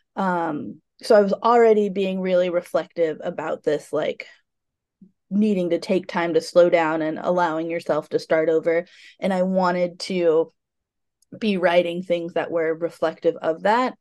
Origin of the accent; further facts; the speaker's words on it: United States; also born or lived in Portland; being American